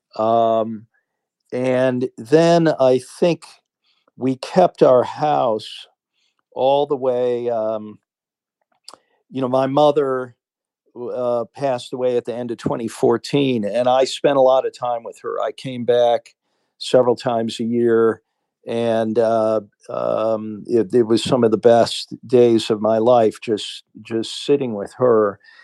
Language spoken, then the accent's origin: English; Cleveland, Ohio, United States; moved away as an adult; also born or lived in New York; now in Sweden; I loved Cleveland and, uh, I loved my home, all my roots were there